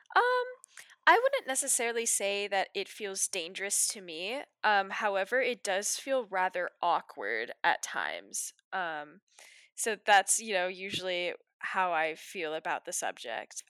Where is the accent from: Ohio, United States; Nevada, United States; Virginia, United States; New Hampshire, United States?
Virginia, United States; Waterford; I'm also from Waterford, Virginia, which is somewhere in, um, northern Virginia